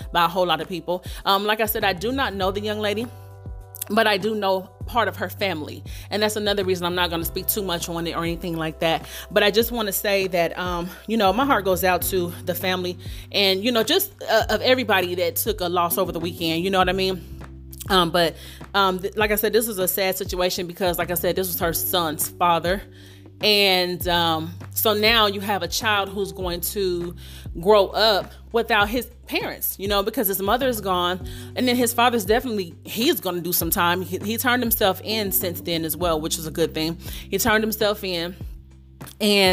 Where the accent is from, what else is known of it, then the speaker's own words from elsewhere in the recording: Dayton, Ohio, United States; coming out of my hometown, Dayton, Ohio